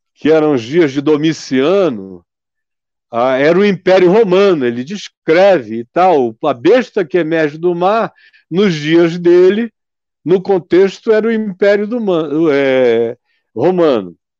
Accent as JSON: {"language": "Portuguese", "region": "Amazonas", "country": "Brazil", "said": "Eu sou amazonense"}